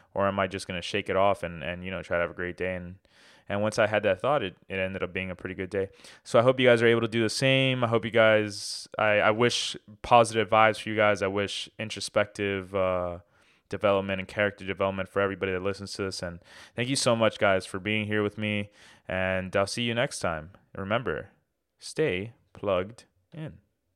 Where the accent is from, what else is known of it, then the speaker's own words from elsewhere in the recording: Miami, Florida, United States; I'm from Miami